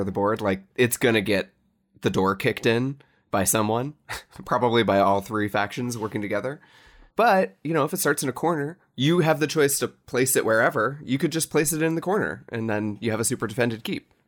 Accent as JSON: {"language": "English", "town": "Cincinnati", "region": "Ohio", "country": "United States", "tie": "born or raised there", "said": "in Cincinnati, my hometown"}